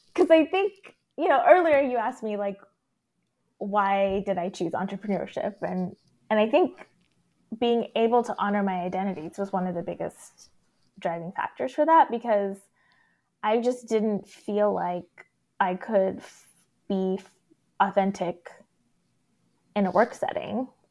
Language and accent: English; Texas, United States; growing up in Texas as a non-Christian, non-white person